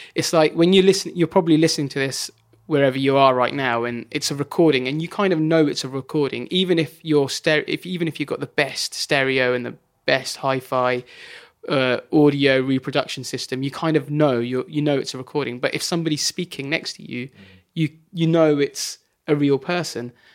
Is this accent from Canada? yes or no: no; Bracknell, South East England, United Kingdom; also born or lived in Wokingham; just outside near Reading, a place called Bracknell.